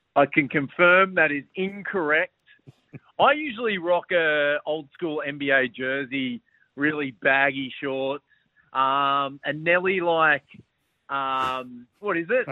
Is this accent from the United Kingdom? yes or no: no; Australia; as Australian basketball fans